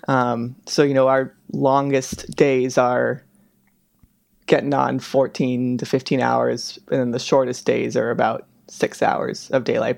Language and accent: English; Bay Area, Northern California, United States; moved away as an adult; also born or lived in Chicago / Seattle / Pittsburgh; now in Anchorage, United States; I'm originally from Northern California, the Bay Area